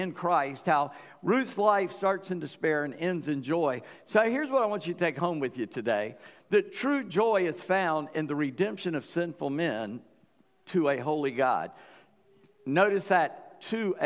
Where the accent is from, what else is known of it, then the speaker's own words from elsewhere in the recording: South Carolina, United States; we're from the South Carolina, Deep South, so all girls have two names